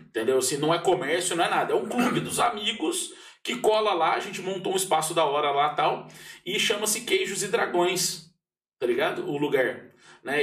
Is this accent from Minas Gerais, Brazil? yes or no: yes; Pouso Alegre, Minas Gerais, Brazil; eu cresci num bairro em Pouso Alegre que eu tive a oportunidade de ser criança